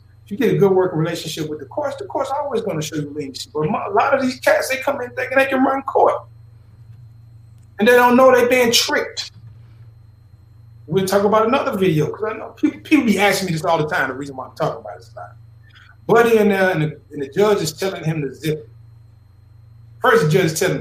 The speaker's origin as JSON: {"language": "English", "town": "Philadelphia", "region": "Mississippi", "country": "United States", "tie": "born or raised there", "said": "I grew up in Philadelphia, Mississippi"}